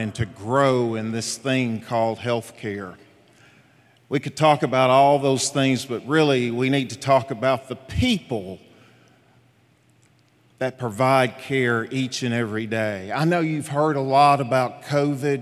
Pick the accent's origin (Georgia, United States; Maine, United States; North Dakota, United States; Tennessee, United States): Tennessee, United States; Jacks Creek; a little boy, an only child, growing up. His parents had him at age 40. Growing up in Jacks Creek, Tennessee. If you guys knew how I grew up in a little shotgun home